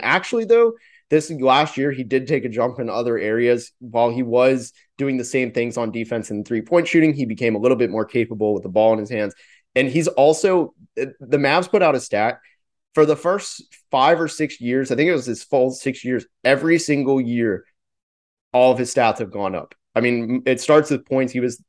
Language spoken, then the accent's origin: English; Orlando, Florida, United States; I'm from Orlando, so I've always had an attachment growing up watching them.